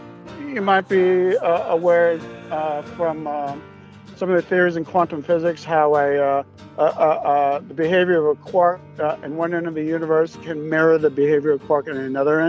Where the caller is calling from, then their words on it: Newburgh, New York, United States; also born or lived in East Village, New York City; I'm calling in from the Hudson Valley in a small city called Newburgh, New York, once known as the murder capital of the solar system